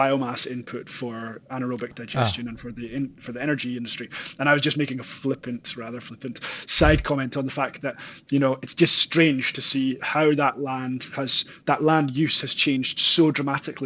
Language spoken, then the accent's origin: English; Aberdeenshire, northeast of Scotland, United Kingdom; also born or lived in Auckland, New Zealand; I'm originally from the northeast of Scotland and a place called Aberdeenshire, and grew up farming there on our family farm